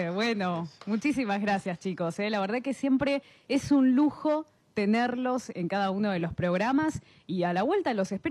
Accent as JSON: {"language": "Spanish", "town": "Esquel", "region": "Chubut", "country": "Argentina", "said": "eh, soy de Esquel, manualera"}